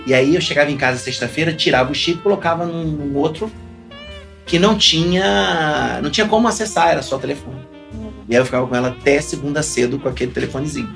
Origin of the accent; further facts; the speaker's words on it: Rio de Janeiro, Brazil; bom carioca